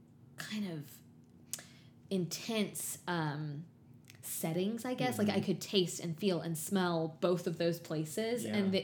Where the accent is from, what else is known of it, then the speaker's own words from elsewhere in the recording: the South, United States; a white girl born and raised in the South